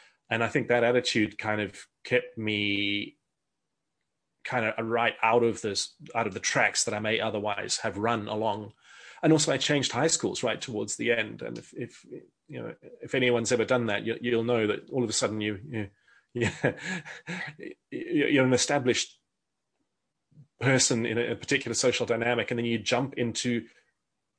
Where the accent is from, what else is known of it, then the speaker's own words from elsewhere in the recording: South Africa; I grew up in South Africa.